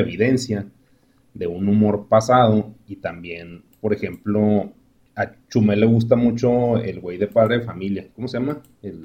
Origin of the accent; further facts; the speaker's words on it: Mexico; como mexicanos